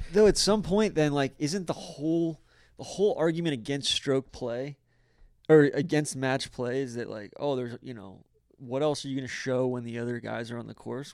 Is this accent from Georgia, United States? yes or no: yes; Atlanta, Georgia, United States; I'm from Atlanta.